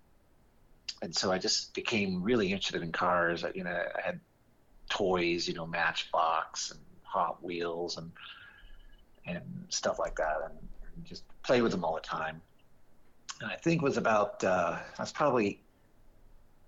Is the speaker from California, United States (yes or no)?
yes; Santa Ana, California, United States; I'm 67 and I grew up in Santa Ana